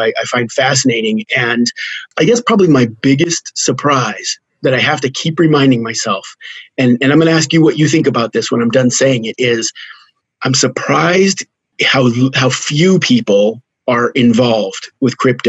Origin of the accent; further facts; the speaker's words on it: just outside of Los Alamos, New Mexico, United States; I grew up in New Mexico, just outside of Los Alamos.